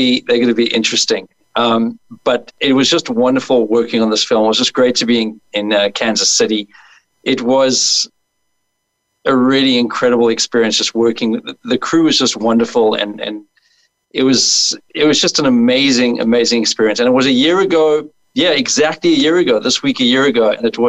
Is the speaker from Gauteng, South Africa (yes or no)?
no; Cape Town, Western Cape, South Africa; moved away as an adult; also born or lived in Burbank, Los Angeles; now in Los Angeles, United States; I'm from South Africa, from Cape Town, but I live in Burbank, Los Angeles now.